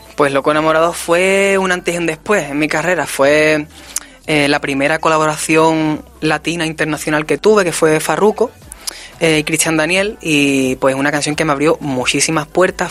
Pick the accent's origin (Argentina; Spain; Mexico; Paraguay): Spain; aquí en mi país